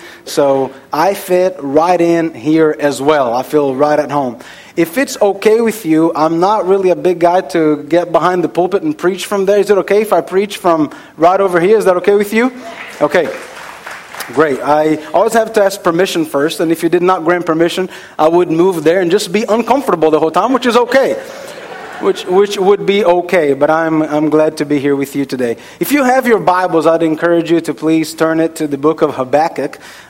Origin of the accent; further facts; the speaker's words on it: Brazil; moved away; I am from Brazil